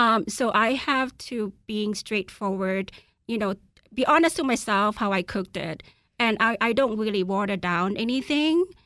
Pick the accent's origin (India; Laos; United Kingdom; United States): Laos; moved away; I'm from Laos